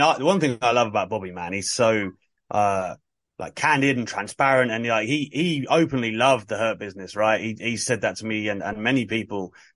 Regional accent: United Kingdom; speaking as a Brit

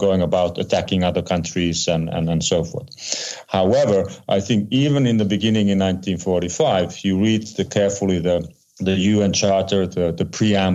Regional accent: Geneva, Switzerland; my hometown in Geneva, Switzerland

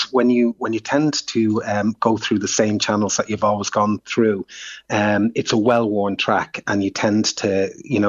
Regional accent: Dublin, Leinster, Ireland; also born or lived in Drogheda; when I was growing up in Finglas

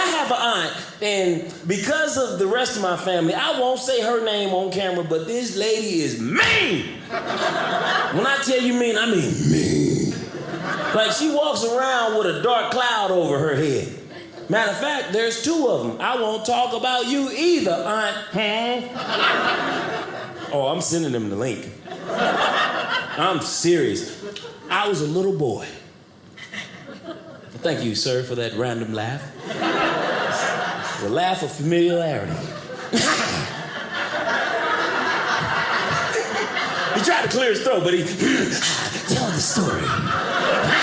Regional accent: St. Louis, Missouri, United States; moved away as an adult; I'm from St. Louis

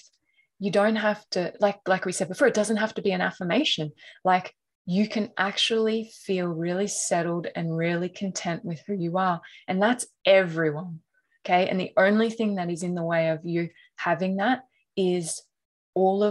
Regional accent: North Queensland, Australia; I grew up in North Queensland

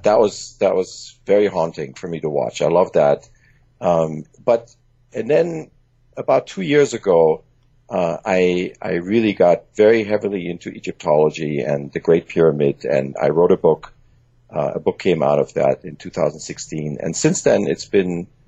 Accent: Germany; English is a second language; also born or lived in Iran; father is Iranian, my mom is German, and just like you, I actually grew up in Germany and in Iran, and English is my third language.

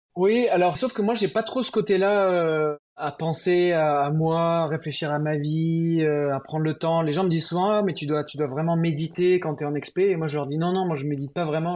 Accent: France

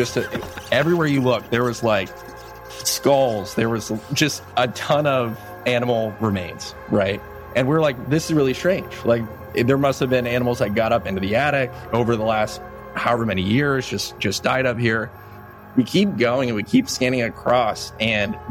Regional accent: Elyria, Ohio, United States; my hometown, Elyria, Ohio.

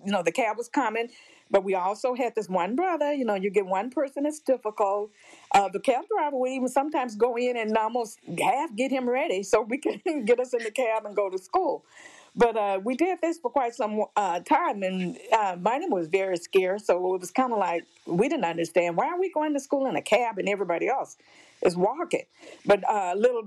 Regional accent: Jackson, Tennessee, United States; moved away as an adult; also born or lived in Alaska / Illinois; I grew up in Jackson, Tennessee, Madison County, small town.

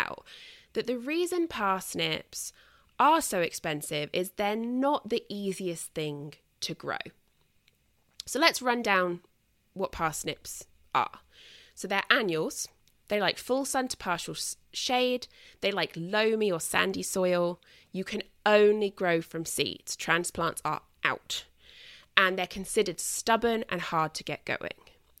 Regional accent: United Kingdom; And as I've mentioned before, I mean, obviously I'm British.

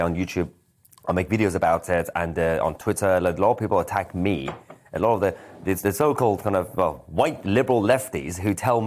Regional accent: London, United Kingdom; also born or lived in Iran; growing up in Lewisham

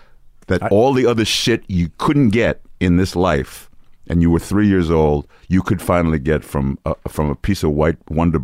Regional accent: New York City, New York, United States; Washington Heights.

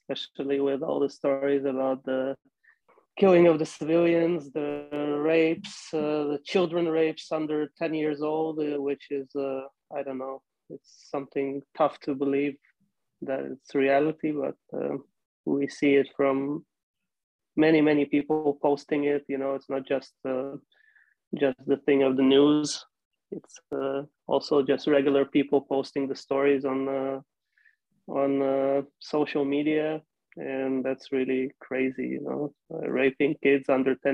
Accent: Kyiv, Ukraine; born there; I was born

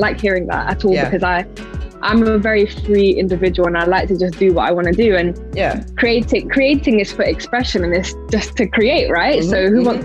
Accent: London, United Kingdom; I'm from the UK. I'm from West London

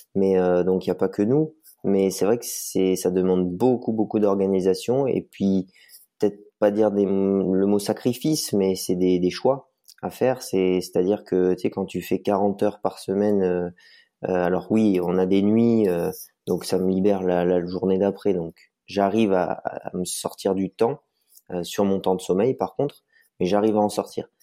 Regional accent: Vercors, near Grenoble, Auvergne-Rhône-Alpes, France; Je suis natif du Vercors, donc à côté du bassin grenoblois où toute ma famille habite. Voilà, j'ai grandi, euh, j'ai grandi un peu dans, les montagnes

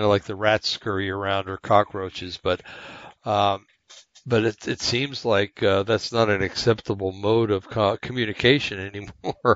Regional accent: United States; also born or lived in West Coast; I'm an American in a un-American bastion of madness

